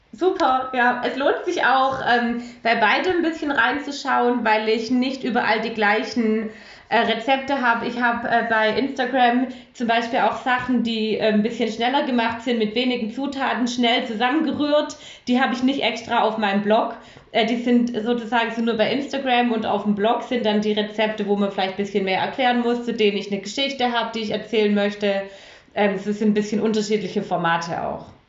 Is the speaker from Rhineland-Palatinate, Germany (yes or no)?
no; Stuttgart, Baden-Württemberg, Germany; ich bin, äh, einunddreißig, ich komme aus Stuttgart